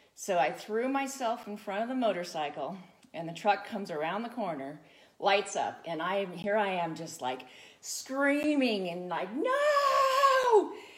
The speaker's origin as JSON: {"language": "English", "area": "Santa Barbara County", "region": "California", "country": "United States", "tie": "born or raised there", "said": "I grew up in Santa Barbara County, way out in the mountains"}